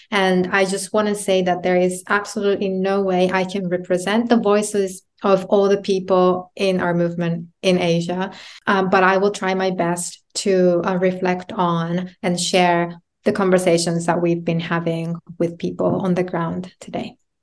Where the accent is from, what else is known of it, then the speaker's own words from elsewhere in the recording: Japan; moved away as an adult; also born or lived in United Kingdom; Growing up in Japan as a woman, coming to the U K to, to study